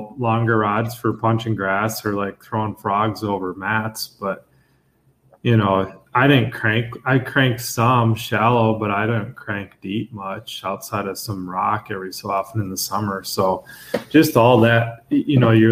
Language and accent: English; Eagan, Minnesota, United States; moved away as an adult; now in Hudson, United States; I grew up in Eagan, Minnesota. So just south of St. Paul, Minneapolis, Twin Cities area of Minnesota